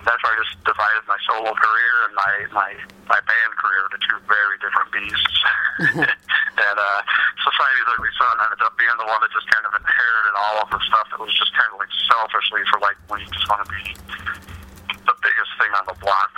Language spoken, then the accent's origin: English; Toledo, Ohio, United States; also born or lived in Oregon, Ohio / Atlanta, Georgia; I grew up in South Toledo, born and raised, you know, down in South and Broadway. And then was in Oregon, Ohio for my high school years.